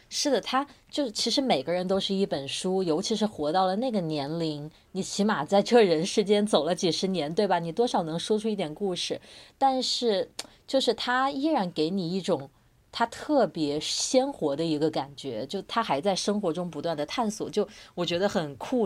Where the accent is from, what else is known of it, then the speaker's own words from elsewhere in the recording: China; 我们在国内成长